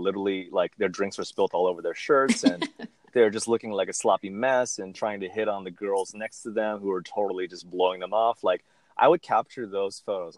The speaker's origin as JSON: {"language": "English", "region": "Southern California", "country": "United States", "said": "I'm from SoCal"}